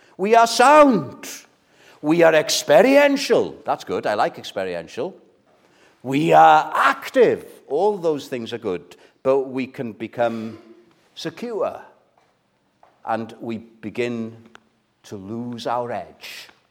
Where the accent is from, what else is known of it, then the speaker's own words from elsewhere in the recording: Wales, United Kingdom; as a Welshman